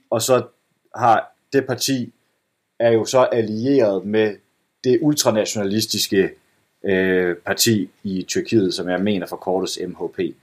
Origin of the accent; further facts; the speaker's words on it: Esbjerg, Southern Denmark, Denmark; moved away; komme hjem til Esbjerg, hvor jeg er vokset op, hvor, min, hvor mine forældre bor.